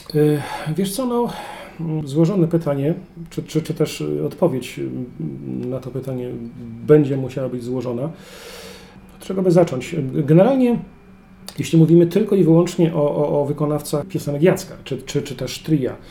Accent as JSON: {"language": "Polish", "area": "Kłodzko Valley", "region": "Lower Silesian Voivodeship", "country": "Poland", "tie": "born or raised there", "moved": "as an adult", "lives_now": "Wrocław, Poland", "said": "urodziłem i wychowałem w Kotlinie Kłodzkiej"}